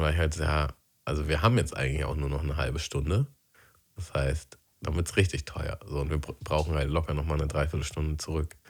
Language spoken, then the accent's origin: German; Germany; moved away; aufs Dorf, wo ich aufgewachsen bin.